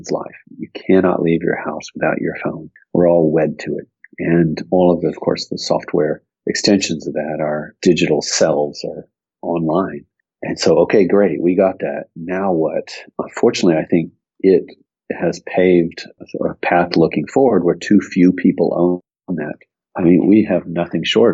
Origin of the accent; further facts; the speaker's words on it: Austin, Texas, United States; also born or lived in Tulsa, Oklahoma; there's not that many people you'd say are long-term natives of Austin. I am